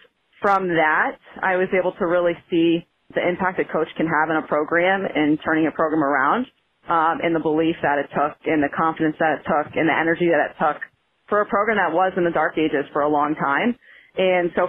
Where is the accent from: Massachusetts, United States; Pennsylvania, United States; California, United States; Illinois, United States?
Massachusetts, United States; Ludlow; moved away as an adult; also born or lived in New London, Connecticut; I'm originally from Western Massachusetts, Ludlow, or born and raised Springfield area